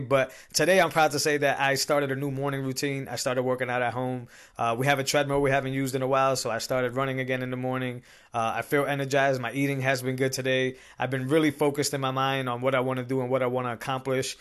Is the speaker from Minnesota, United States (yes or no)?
no; Massachusetts, United States; I'm from Massachusetts